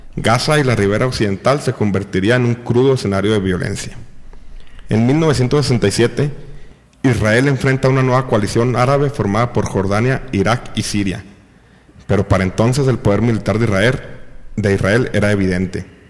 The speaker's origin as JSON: {"language": "Spanish", "country": "Mexico", "said": "A nosotros como mexicanos"}